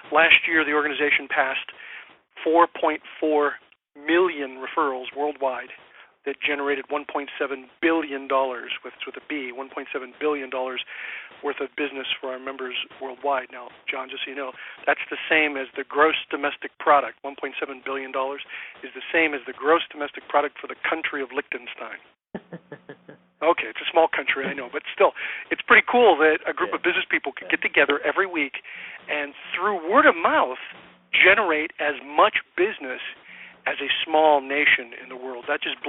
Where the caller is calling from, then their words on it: California, United States; I'm actually at my home office or home location in business here in Southern California.